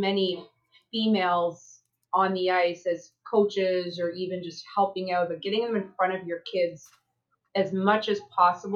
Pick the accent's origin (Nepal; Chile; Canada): Canada; New Brunswick; moved away as an adult; now in United States; I'm from the small part of Canada. I'm a Maritimer from New Brunswick.